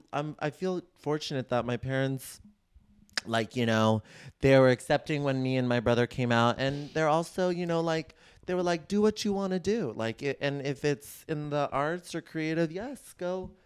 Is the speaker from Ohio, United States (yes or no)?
no; Bay Area, California, United States; I grew up in the Bay Area.